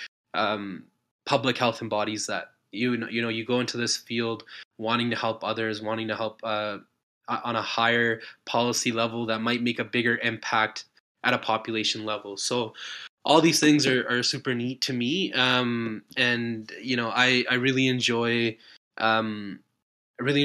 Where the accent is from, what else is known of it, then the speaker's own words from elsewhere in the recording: Calgary, Alberta, Canada; moved away as an adult; also born or lived in Ontario; now in British Columbia, Canada; I grew up in Calgary. I'm living in BC